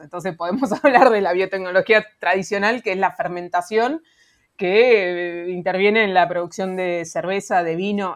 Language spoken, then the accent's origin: Spanish; Argentina